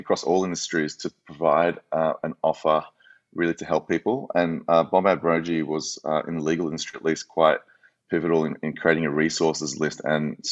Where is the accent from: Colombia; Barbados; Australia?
Australia; moved away; also born or lived in United States; as an Australian living in the US, previously